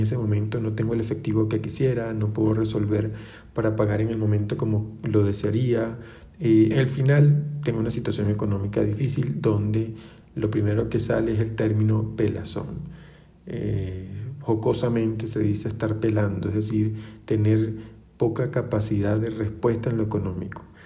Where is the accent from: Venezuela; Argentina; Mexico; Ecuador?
Venezuela; soy venezolano